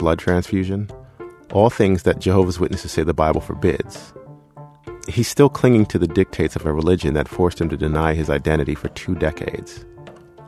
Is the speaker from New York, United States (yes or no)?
yes; New York City, New York, United States; I grew up in Queens